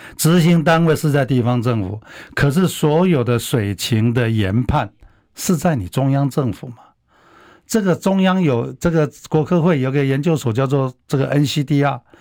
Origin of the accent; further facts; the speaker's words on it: Taiwan; 我们台湾人